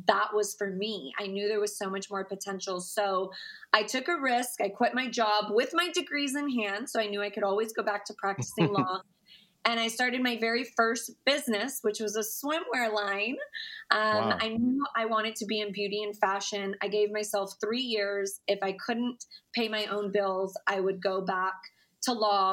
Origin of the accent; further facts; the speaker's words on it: Cypress, Texas, United States; I am from a middle-class home in Houston, Texas, actually Cypress, Texas